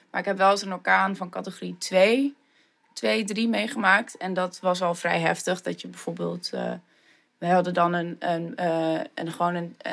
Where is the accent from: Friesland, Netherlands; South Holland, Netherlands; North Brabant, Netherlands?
Friesland, Netherlands; Leeuwarden; born there; Ja, geboren in Leeuwarden, maar niet getogen dus. En eh, ja, ik ben eigenlijk terug verhuisd naar Leeuwarden voor mijn studie.